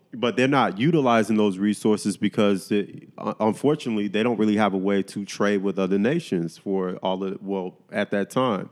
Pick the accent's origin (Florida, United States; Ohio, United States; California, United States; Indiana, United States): Florida, United States; Miami; I grew up in Miami